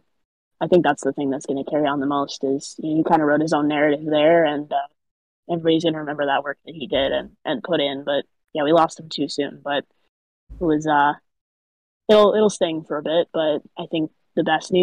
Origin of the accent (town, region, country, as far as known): Arizona, United States; born or raised there